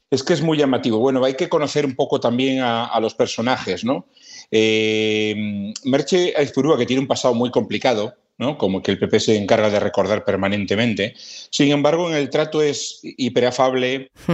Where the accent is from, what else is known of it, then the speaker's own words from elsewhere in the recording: Galicia, Spain; now in Madrid, Spain; yo soy gallego